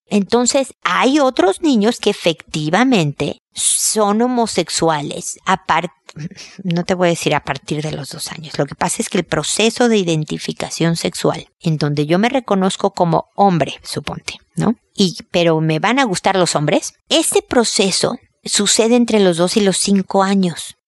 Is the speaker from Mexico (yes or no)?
yes; Mexico; moved away as an adult; now in Chile; soy mexicana, llegué a Chile a vivir hace muchos años